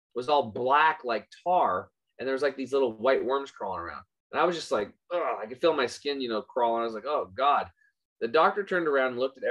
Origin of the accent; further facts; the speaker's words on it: Eastern Oregon, United States; I grew up in Eastern Oregon on a cattle and hay farm